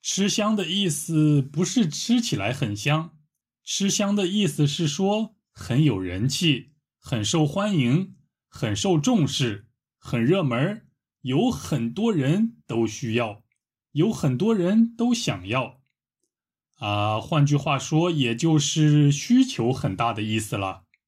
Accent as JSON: {"language": "Chinese", "region": "Shanxi", "country": "China", "tie": "born or raised there", "said": "我家乡的山西过油肉"}